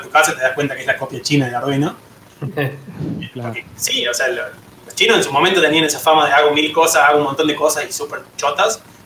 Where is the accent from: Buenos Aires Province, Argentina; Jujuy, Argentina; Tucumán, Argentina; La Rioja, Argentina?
La Rioja, Argentina; now in Córdoba, Argentina; soy de La Rioja, me vine a Córdoba en 2005